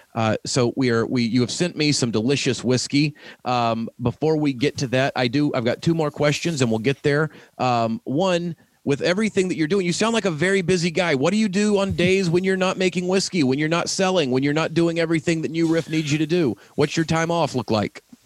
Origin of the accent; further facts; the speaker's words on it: the South, United States; moved away; I'm from the South originally